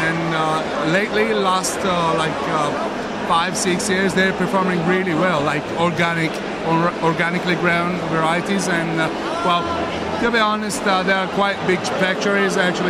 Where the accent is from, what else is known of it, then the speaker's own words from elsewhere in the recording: Georgia; Well, I come from Georgia, actually. I was born in Georgia.